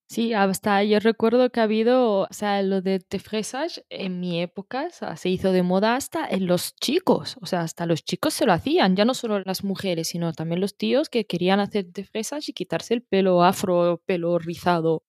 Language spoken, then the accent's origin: Spanish; Morocco; moved away; soy de Marruecos